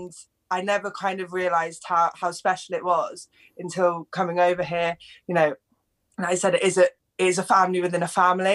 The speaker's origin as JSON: {"language": "English", "region": "England", "country": "United Kingdom", "tie": "born or raised there", "said": "I grew up in England, but my whole family was Welsh"}